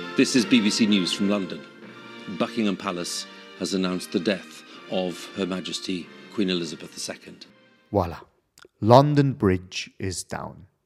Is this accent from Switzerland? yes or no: yes; Switzerland; bei uns in der Schweiz